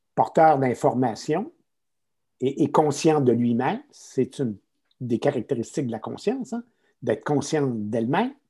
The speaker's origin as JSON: {"language": "French", "region": "Quebec", "country": "Canada", "accent": "Québécois", "said": "je suis un Québécois, hein, ça se notera peut-être à mon accent"}